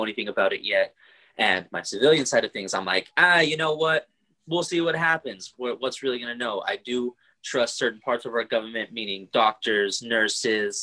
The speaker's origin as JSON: {"language": "English", "town": "Oxnard", "region": "California", "country": "United States", "tie": "born or raised there", "moved": "as an adult", "said": "Born and raised in Oxnard, California, but brought all over the world by US Army."}